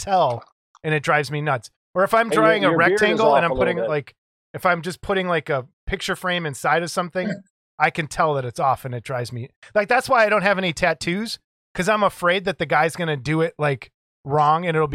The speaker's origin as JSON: {"language": "English", "town": "Chicago", "region": "Illinois", "country": "United States", "accent": "Chicago", "said": "how thick is my accent? Is it super Chicago-y"}